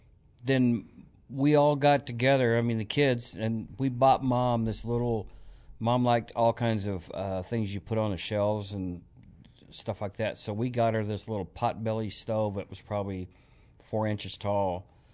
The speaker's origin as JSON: {"language": "English", "region": "Oklahoma", "country": "United States", "tie": "born or raised there", "said": "Right. We didn't have a lot of money."}